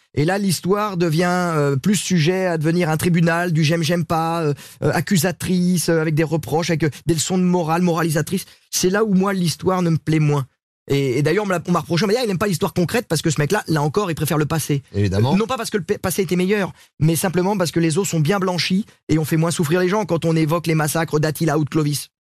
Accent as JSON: {"language": "French", "town": "Sablé-sur-Sarthe", "region": "Pays de la Loire", "country": "France", "tie": "born or raised there", "moved": "yes", "said": "à euh, Sablé chez moi avec les petits villages autour"}